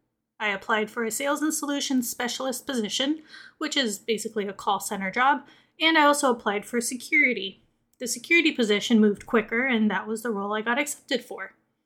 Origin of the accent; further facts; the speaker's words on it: Miami, Florida, United States; moved away as an adult; I'm originally from Miami, born and raised there, living there for 24 years